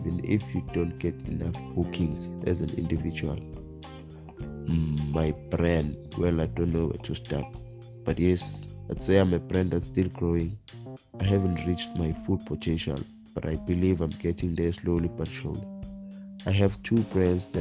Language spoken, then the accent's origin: English; Eswatini; I'm from Babale, Eswatini